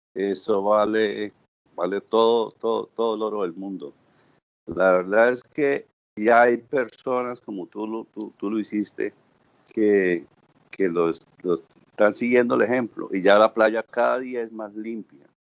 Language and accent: Spanish; Bucaramanga, Santander, Colombia; moved away as an adult; also born or lived in Suaita, Santander / Cartagena; now in Santa Marta, Colombia; mi origen es santanderiano de Suaita, Santander. Me estudié en la ciudad de Bucaramanga